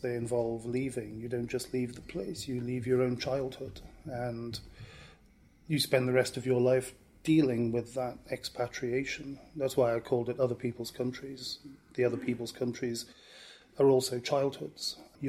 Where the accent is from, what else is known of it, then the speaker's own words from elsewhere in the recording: Bouillon, Wallonia, Belgium; moved away; Growing up in Bouillon, I was, in a sense, bathed in my grandparents' memories